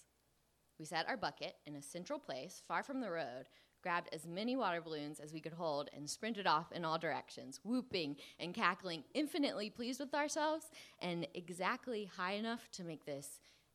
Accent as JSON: {"language": "English", "town": "Columbia", "region": "South Carolina", "country": "United States", "tie": "born or raised there", "said": "Growing up in Columbia, South Carolina"}